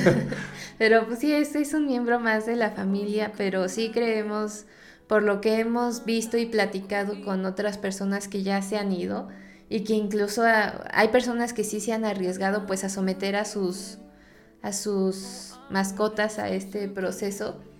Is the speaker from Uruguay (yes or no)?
no; Mexico; siendo mexicano